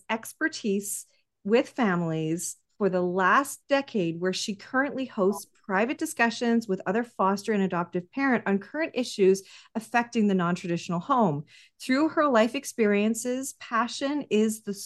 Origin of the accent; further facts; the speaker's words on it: Vancouver, British Columbia, Canada; I'm Canadian and I'm from Vancouver